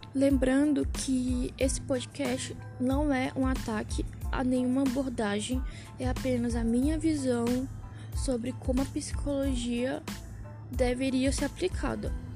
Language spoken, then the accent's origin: Portuguese; São Luís, Maranhão, Brazil; now in São Paulo, Brazil; moro em São Paulo, mas sou de São Luís